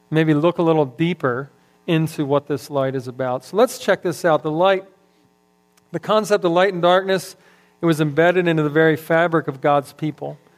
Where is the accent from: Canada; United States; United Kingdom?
United States; Philadelphia, Pennsylvania; now in Texas, United States; I'm transplanted from Philadelphia a long time ago, as Gary likes to point out every time I come up here. I'm still a foreigner, I guess.